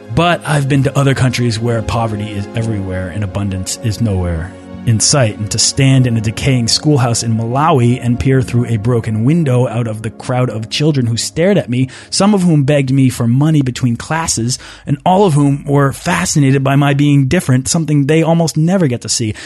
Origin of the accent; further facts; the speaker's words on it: Boston, Massachusetts, United States; I'm from Boston